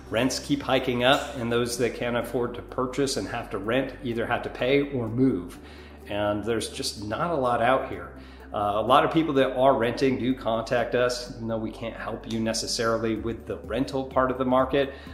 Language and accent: English; New York, United States; now in Florida, United States; as a Northerner coming from New York, um, yeah, it's uh, it was nice to, for it to kind of cool down.